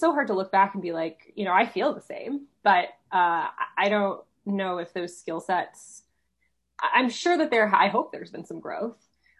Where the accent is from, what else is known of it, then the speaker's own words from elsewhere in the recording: Chicago, Illinois, United States; also born or lived in Houston / Seattle; So I was born here in Texas, in Houston. And then I moved to Chicago when I was 9, went to high school in Seattle, and then moved back to Chicago for college. So I say I grew up in Chicago